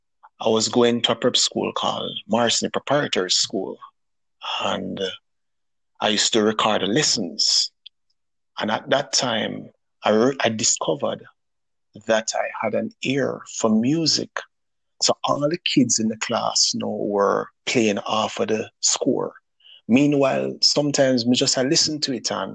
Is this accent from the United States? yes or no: no; Kingston, Jamaica; Well, I grew up in Kingston. I'm from Kingston, Jamaica. That's where I was born and raised